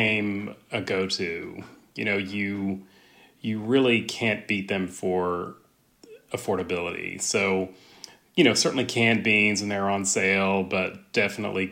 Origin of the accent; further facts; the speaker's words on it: West Texas, United States; also born or lived in Austin, Texas; I grew up in West Texas